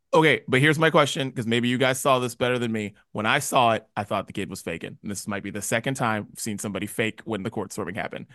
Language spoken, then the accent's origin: English; West Virginia, United States; moved away; I'm from West Virginia, which I do all the time, proud to be from West Virginia